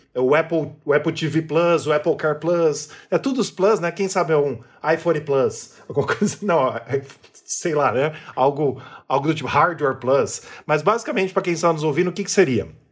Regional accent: Brazil; somos brasileiros e moramos no Brasil

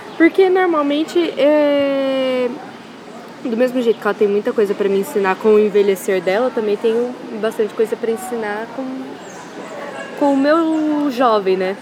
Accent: Itirapina, São Paulo, Brazil; eu sou de Tirapina

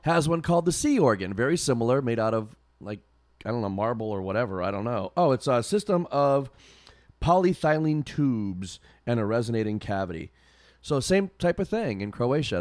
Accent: Massachusetts, United States; I said, "Oh, you know, Massachusetts, whatever."

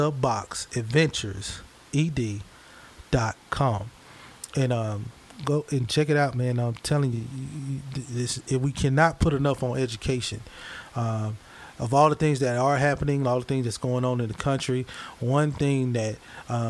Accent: Hattiesburg, Mississippi, United States; moved away; Hattiesburg, Mississippi. Oh, that's my hometown

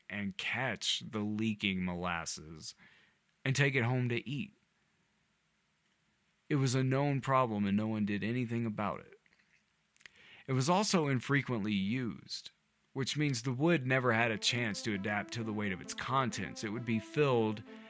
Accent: the South, United States; I grew up in the South, where you don't put syrup on anything

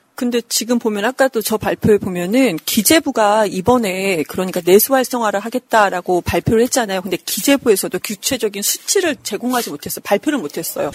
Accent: Daejeon, South Korea; 제가 대전에 중학교 때부터 살면서

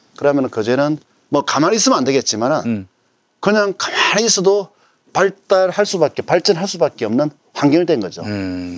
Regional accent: Geoje, South Gyeongsang, South Korea; moved away; also born or lived in Seoul; 저도 거제 면입니다.

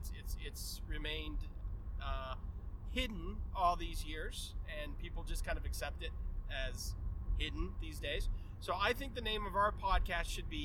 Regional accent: Miami, Florida, United States; moved away; we're from Miami

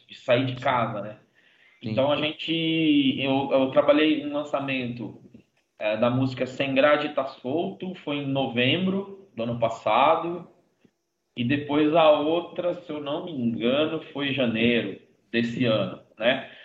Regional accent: Brazil; eu sou brasileiro

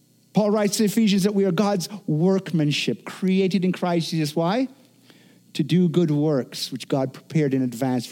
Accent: Jamaica; now in United States; I grew up in Jamaica where it wasn't uncommon for, you know, on an evening, all of a sudden, all the power just goes

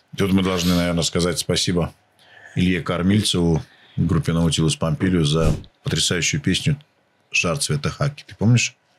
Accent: Siberia, Russia; Я тоже э, рос в Сибири

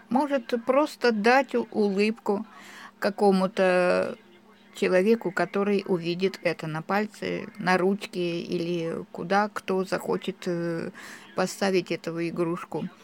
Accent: Donbas, Ukraine; now in Nevezhkino, Russia; Проживаю в селе Невешкино уже шестой год. Приехали сюда. Мы из Донбасса с семьей моей дочери.

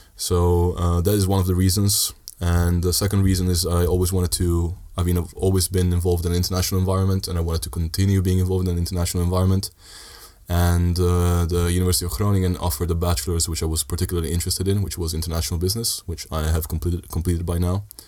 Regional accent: Sardinia, Italy; moved away as an adult; also born or lived in Netherlands; I lived in Italy most of my life

